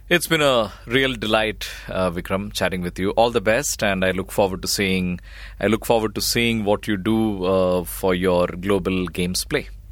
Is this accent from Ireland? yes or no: no; Kerala, India; when we were growing up in Kerala